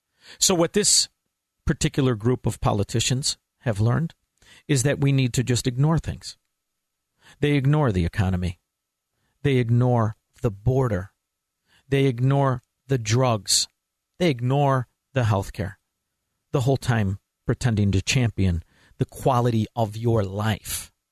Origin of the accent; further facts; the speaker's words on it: Melrose Park, Illinois, United States; I know a lot of guys. I'm from Melrose Park. Know a lot of guys buying into scams.